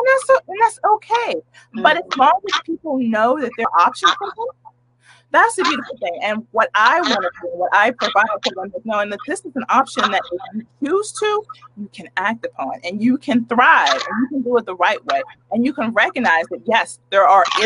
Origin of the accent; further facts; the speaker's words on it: United States; I am a Black American with a big, hella difficult African name